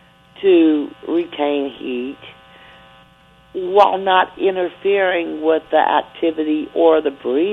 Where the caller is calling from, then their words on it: Mississippi, United States; I am calling from Mississippi.